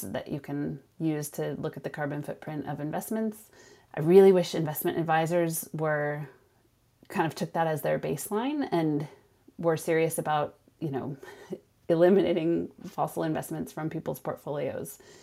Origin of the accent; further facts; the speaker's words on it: Sonoma, California, United States; moved away as an adult; now in Lund, Sweden; I grew up in Sonoma, which is about an hour north of San Francisco